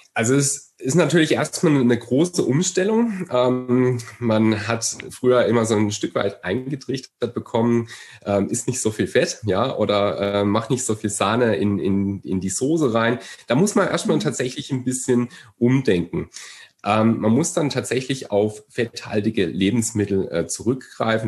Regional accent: Germany; bei uns in Deutschland, wir haben eine wahnsinnige Brotkultur

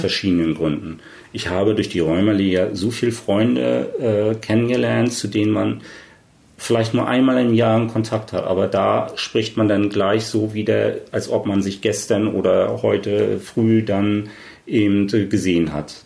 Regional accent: East Germany, Germany; als Ossi, dann halt eben auch der Quoten-Ossi

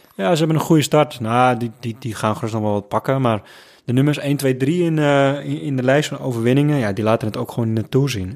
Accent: Netherlands; ik als Hollander

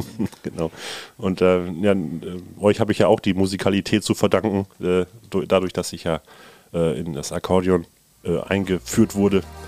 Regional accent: Nordenham, Lower Saxony, Germany; bei uns in Nordenham

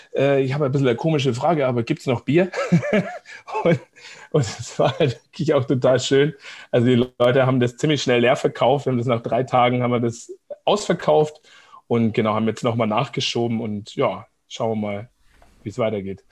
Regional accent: Seeshaupt, Bavaria, Germany; moved away as an adult; also born or lived in Giessen, Hesse / Munich / Coburg / Vancouver, Canada; now in Nuremberg, Germany; ich bin geboren eigentlich in Gießen, in Hessen tatsächlich, und aber mit zwei, drei Jahren sind wir dann ähm, mit Vater und Mutter nach, äh, genau, nach, nach äh, Oberbayern gezogen, nach Seeshaupt am Starnberger See, ganz im Süden.

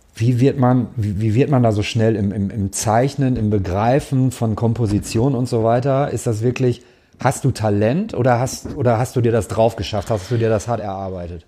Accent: Gelsenkirchen, North Rhine-Westphalia, Germany; also born or lived in Cologne; ich komme aus Gelsenkirchen, aus dem Ruhrpott

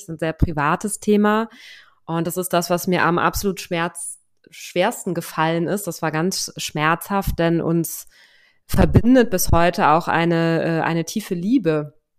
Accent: Germany; moved away as an adult; now in Lisbon, Portugal

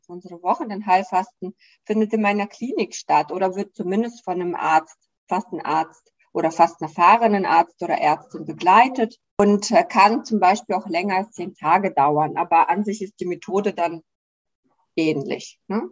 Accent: Russia; now in Germany; ich komme ja aus dem Land, äh, Russland

